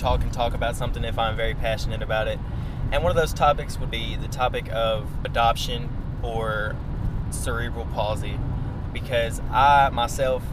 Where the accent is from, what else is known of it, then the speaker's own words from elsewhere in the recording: West Tennessee, United States; accent: West Tennessee; also born or lived in Ukraine; I am a 20-year-old guy who lives in West Tennessee, as you can tell by my accent